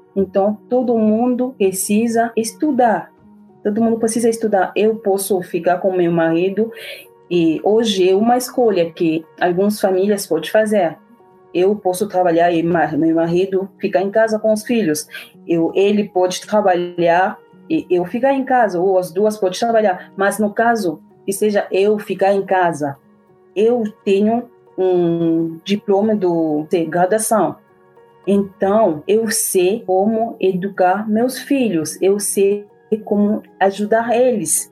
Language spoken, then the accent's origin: Portuguese; DR Congo; Portuguese is a second language; moved away as an adult; also born or lived in Morocco / Cuba; now in Curitiba, Brazil; Sou africana da República Democrática do Congo